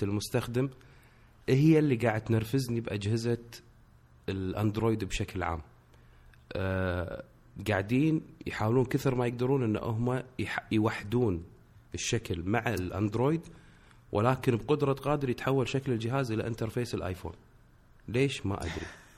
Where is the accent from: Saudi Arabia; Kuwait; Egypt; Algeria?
Kuwait; انا من الكويت